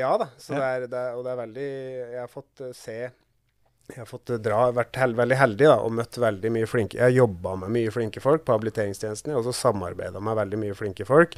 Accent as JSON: {"language": "Norwegian", "town": "Kapp", "region": "Innlandet", "country": "Norway", "also_born_or_lived": "Gjøvik", "said": "jeg er jo fra Kapp, men jeg bor litt utafor Gjøvik"}